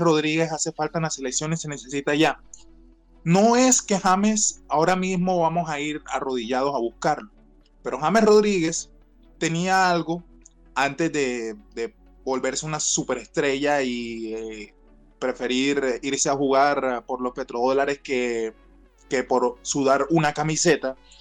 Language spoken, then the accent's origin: Spanish; Colombia; siendo colombiano